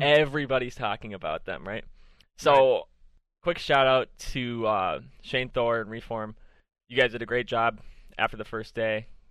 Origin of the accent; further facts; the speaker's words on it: Minnesota, United States; I'm from Minnesota